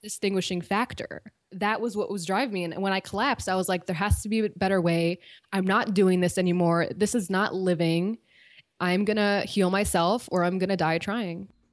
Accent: Cleveland, Ohio, United States; moved away; I'm from Cleveland originally

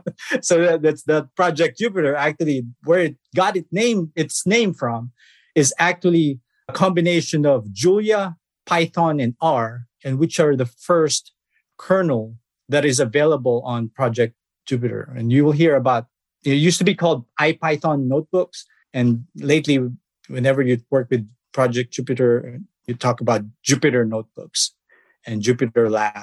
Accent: Philippines; I was born in the Philippines. I started programming back in high school, I started with GW Basic.

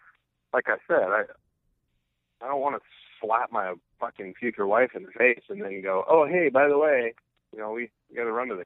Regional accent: Midwest, United States; now in East Coast, United States; I'm originally from the Midwest, so I think I'm like, a Midwestern dude

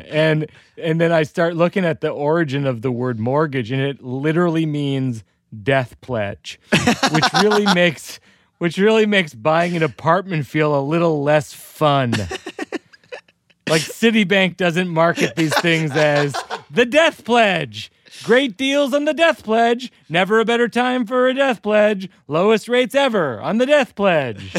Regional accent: Massachusetts, United States; I grew up in Massachusetts

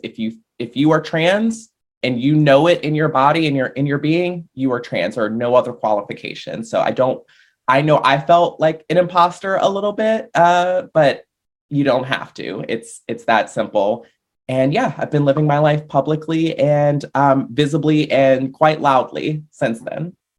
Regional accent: Richmond, Virginia, United States; I live in a brewery town, and so that's the kind of thing we do in Richmond, Virginia

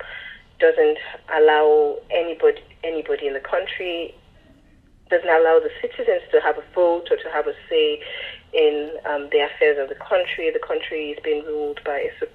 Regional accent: Lagos, Nigeria; moved away; I was born in Lagos and then lived elsewhere, and by the time I started writing Stay With Me, I was living in Lagos

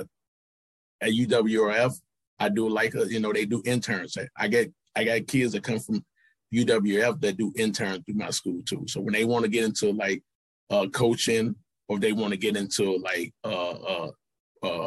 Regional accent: St. Louis, Missouri, United States; I grew up in St. Louis

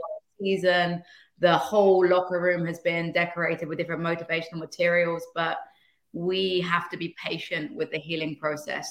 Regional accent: England, United Kingdom; moved away as an adult; now in United States; being English is kind of in your D N

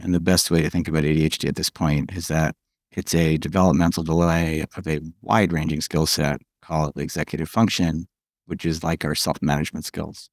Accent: New York, United States; moved away as an adult; also born or lived in California; I moved back from California to New York after a long time

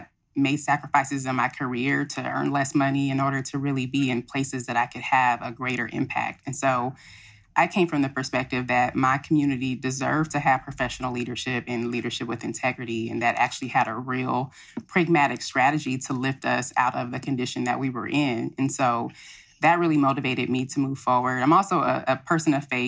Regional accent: Pasadena, California, United States; now in Compton, United States; my mother decided to raise my brother and I in Pasadena, which is about 25 miles north of Compton

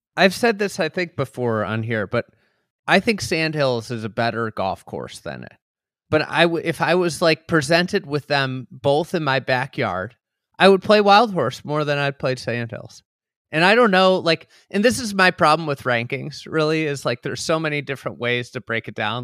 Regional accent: Lake Bluff, Illinois, United States; I grew up in Lake Bluff, and Shore Acres was always like the the place.

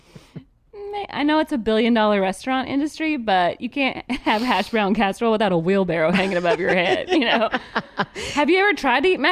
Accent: Georgia, United States; also born or lived in California; we moved to Georgia from California when I was little

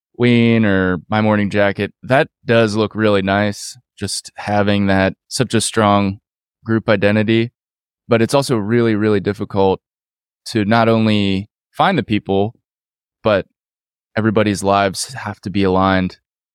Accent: Pittsburgh, Pennsylvania, United States; also born or lived in New York; I was born in New York, but moved to Pittsburgh when I was like one.

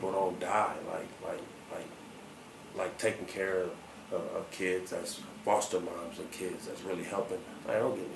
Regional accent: Long Beach, California, United States; moved away as an adult; now in Denver, United States; I was from Long Beach

